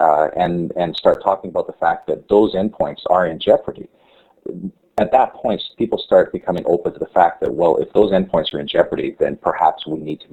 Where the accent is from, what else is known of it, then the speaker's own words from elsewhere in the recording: Canada; as a Canadian